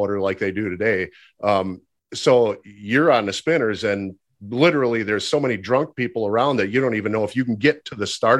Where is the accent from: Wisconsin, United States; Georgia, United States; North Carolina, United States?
Wisconsin, United States; Union Grove; I grew up at a local drag strip here. You said you were there at one time on business, Great Lakes Dragway here in Union Grove, Wisconsin.